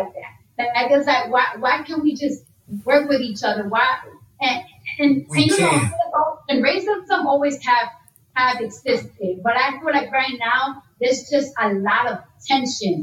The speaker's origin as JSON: {"language": "English", "town": "New York City", "region": "New York", "country": "United States", "tie": "born or raised there", "said": "I'm from New York, so when you're in high school or middle school, they give you a free metro card"}